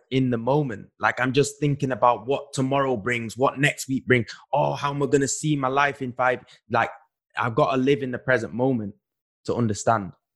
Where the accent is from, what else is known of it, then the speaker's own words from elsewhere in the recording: Manchester, North West England, United Kingdom; moved away as an adult; when we are growing up in Manchester, when you're growing up where we grew up